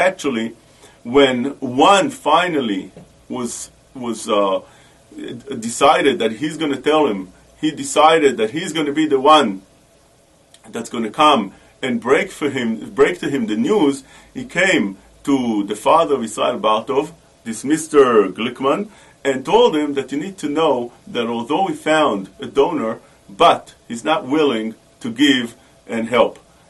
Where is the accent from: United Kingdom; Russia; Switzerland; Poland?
Poland; Warsaw, Masovian Voivodeship; When I was a little kid, I was born in Warsaw, in Warsaw. And over there, in Warsaw, I was the comedian of the town.